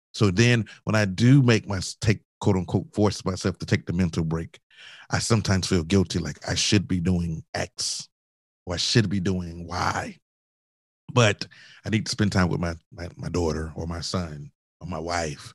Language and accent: English; Augusta, Georgia, United States; moved away; also born or lived in Charleston, South Carolina; I grew up in Augusta, Georgia, as you know. So I didn't grow up near the ocean